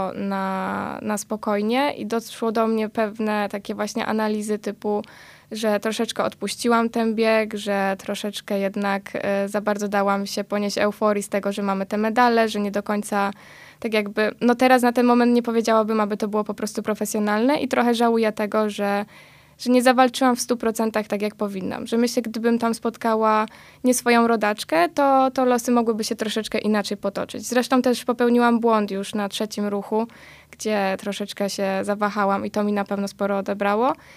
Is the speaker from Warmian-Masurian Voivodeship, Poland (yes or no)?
no; Tarnów, Lesser Poland, Poland; jesteśmy z Tarnowa